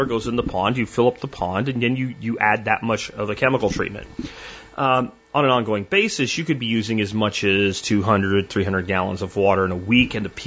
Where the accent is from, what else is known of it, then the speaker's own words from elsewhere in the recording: Florida, United States; moved away; I grew up in Florida